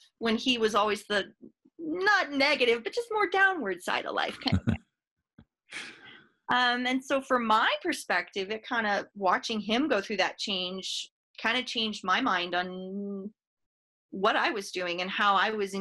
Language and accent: English; Fort Collins, Colorado, United States; I'm a Northern Colorado native, born and raised in Fort Collins